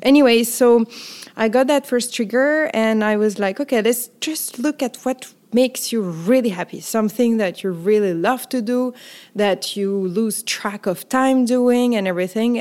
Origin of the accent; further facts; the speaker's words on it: France; accent: French; English is a second language; also born or lived in Paris / New York City; listeners will hear my accent. So I'm French